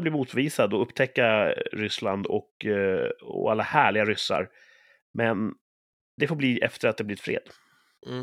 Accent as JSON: {"language": "Swedish", "country": "Sweden", "said": "jag är så typiskt svensk"}